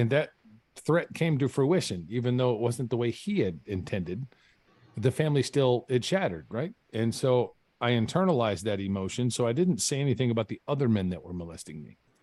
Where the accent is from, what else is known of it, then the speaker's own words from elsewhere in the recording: Carson City, Michigan, United States; I grew up in Michigan, uh, in small town Michigan. Uh, it's called Carson City.